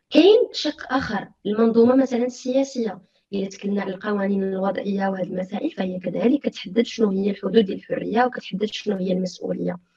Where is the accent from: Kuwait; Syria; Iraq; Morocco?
Morocco; الارث القيمي ديالنا حنا كمغاربه فعندنا واحد الارث كبير